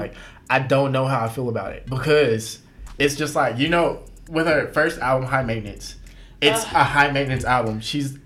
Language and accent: English; Corsicana, Texas, United States; moved away; I'm from Corsicana originally.